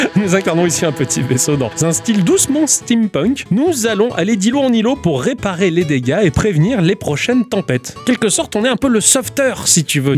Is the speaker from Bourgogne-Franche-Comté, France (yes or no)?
no; Ch'ti, Hauts-de-France, France; je suis ch'ti